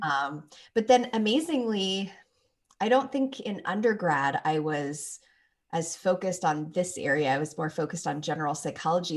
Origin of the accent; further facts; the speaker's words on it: Toronto, Ontario, Canada; moved away; also born or lived in Phoenix, Arizona; I'm from Toronto originally, so I know cold weather, but then I lived in Phoenix for five years